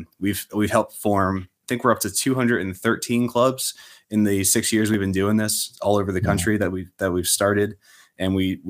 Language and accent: English; Pennsylvania, United States; now in Maryland, United States; I'm originally from Central Pennsylvania, and I moved here to Maryland, and started saving money again and finished my pilot's license.